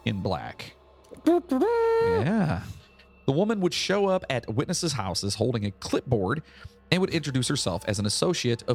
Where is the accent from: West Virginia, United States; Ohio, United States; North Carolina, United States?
West Virginia, United States; I'm from West Virginia.